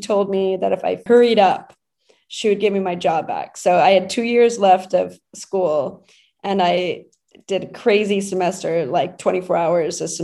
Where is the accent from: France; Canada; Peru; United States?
United States; Brownsville, Texas; moved away as an adult; now in New York, United States; I was raised in Brownsville, Texas